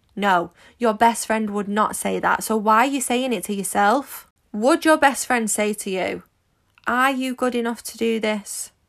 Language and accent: English; Manchester, North West England, United Kingdom; you might be able to tell from my accent, but I'm quite common. I'm from Manchester